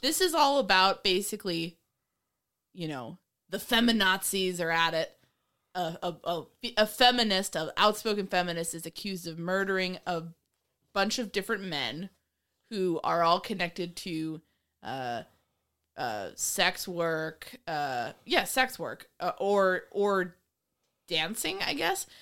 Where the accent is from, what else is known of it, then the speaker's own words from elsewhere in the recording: New York, United States; I grew up in New York